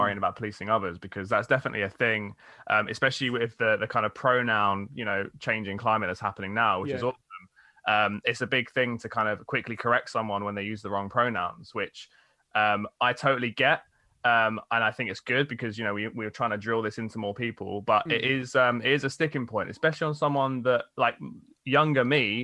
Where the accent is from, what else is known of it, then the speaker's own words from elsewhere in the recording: United Kingdom; now in London, United Kingdom; We're all from the South